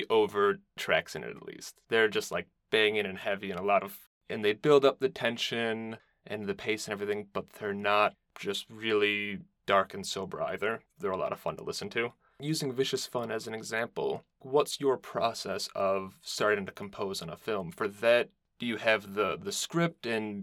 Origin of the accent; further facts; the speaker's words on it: Detroit, Michigan, United States; now in Chicago, United States; I'm currently in Chicago, but I'm from the Detroit region